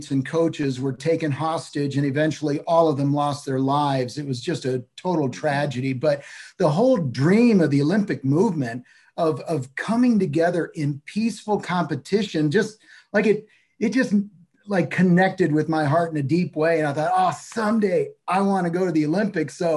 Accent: El Salvador; born there; Yeah, so I was born in El Salvador in Latin America.

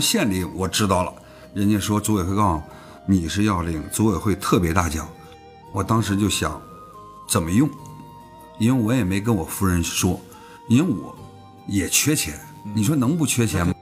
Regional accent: Beijing, China; 咱们在北京长大

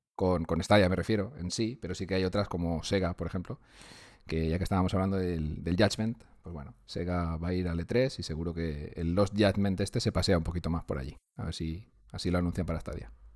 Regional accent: Valencia, Valencian Community, Spain; soy de Valencia

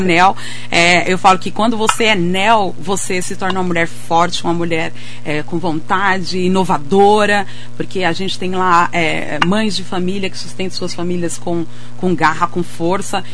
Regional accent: Anísio de Abreu, Piauí, Brazil; also born or lived in São Paulo; now in Mogi das Cruzes, Brazil; eu sou nordestina, né? Eu sou lá do Piauí

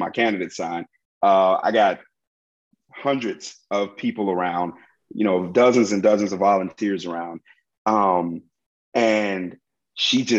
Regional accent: Chicago, Illinois, United States; born and raised in Chicago

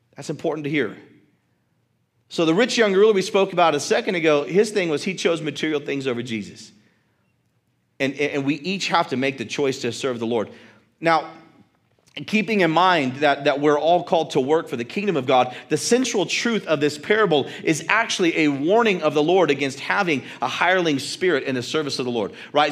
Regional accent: United States; Our American mindset

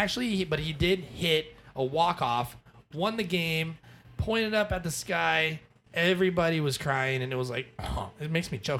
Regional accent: Arizona, United States; also born or lived in Hawaii; Growing up in Arizona, spring training.

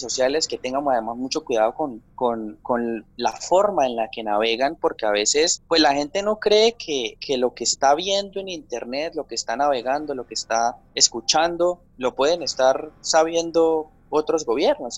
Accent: San Vicente de Chucurí, Santander, Colombia; yo soy de, de un municipio que se llama San Vicente de Chucurí, esto es en el departamento de Santander. Yo nací en San Vicente de Chucurí

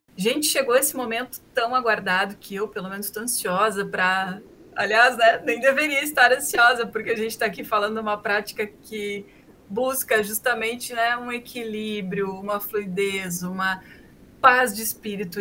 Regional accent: Novo Hamburgo, Rio Grande do Sul, Brazil; eu morei a vida toda em Novo Hamburgo

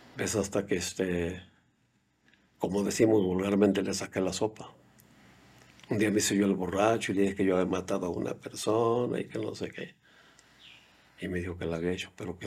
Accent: Mexico; moved away as an adult; also born or lived in United States; soy de México, no hablo inglés

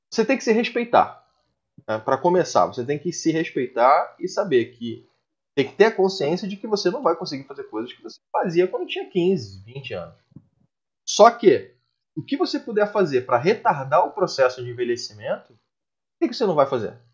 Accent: Joinville, Santa Catarina, Brazil; Mas estou me esforçando. Sou de Joinville.

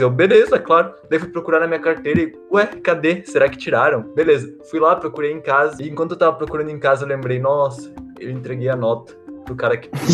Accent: Brazil; eu sou de Aguarão, lá não tem essas coisas

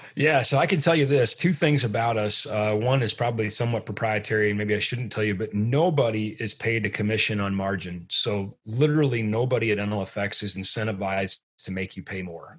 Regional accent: Midwest, United States; I'm from the Midwest.

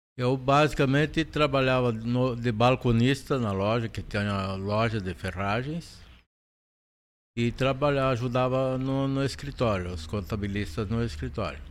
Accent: Panambi, Rio Grande do Sul, Brazil; eu nasci e me criei em Panambi.

